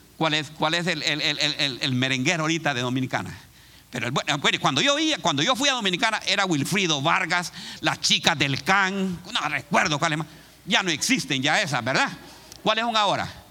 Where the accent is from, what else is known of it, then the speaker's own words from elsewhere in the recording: Honduras; moved away as an adult; now in Columbus, United States; hay una persona en mi país, se llama, hay un lugar que se llama La Lima.